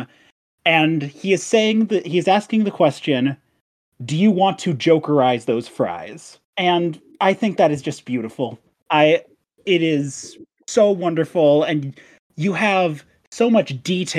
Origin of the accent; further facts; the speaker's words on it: Midwest, United States; I'm from the Midwest and we don't have those here